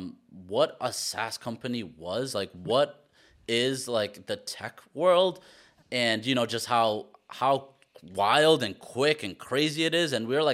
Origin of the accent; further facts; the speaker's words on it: Queens, New York, United States; born there; I was born in Queens, so it feels like coming back home to me.